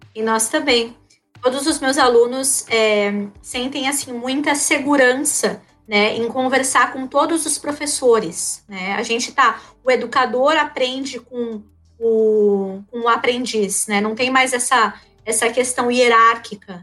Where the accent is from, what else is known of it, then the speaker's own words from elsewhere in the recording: São Paulo, Brazil; moved away as an adult; now in Rio Grande do Sul, Brazil; eu sou paulistana e eu vim de São Paulo em 2012, né, para morar aqui no, no, Rio Grande do Sul